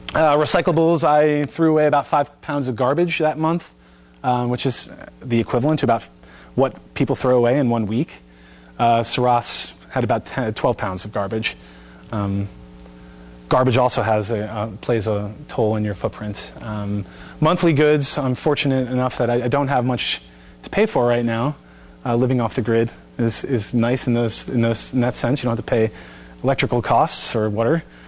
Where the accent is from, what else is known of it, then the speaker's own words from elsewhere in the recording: Bucks County, Pennsylvania, United States; Bucks County, my hometown